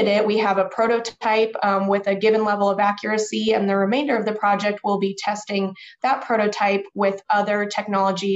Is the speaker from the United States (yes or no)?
yes; Overland Park, Kansas, United States; I'm originally from Overland Park, Kansas, which is a suburb of Kansas City